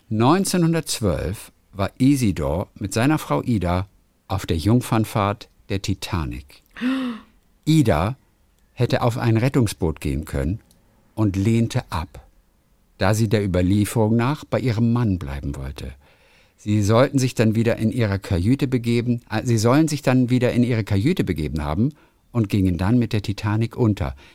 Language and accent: German; Otterberg, Rhineland-Palatinate, Germany; ihre Ururgroßeltern kommen aus meiner Heimatstadt Otterberg in der Pfalz.